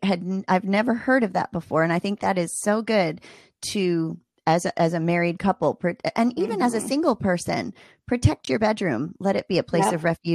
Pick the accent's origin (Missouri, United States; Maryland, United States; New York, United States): Maryland, United States; Ooh, I'm from Maryland.